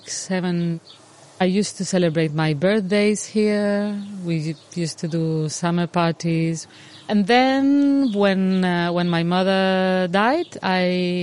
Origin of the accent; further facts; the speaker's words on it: Ibiza, Balearic Islands, Spain; I'm from Ibiza. I'm as far as I know, the 10th generation of Ibizencos. It feels like, well, Ibiza is my cradle.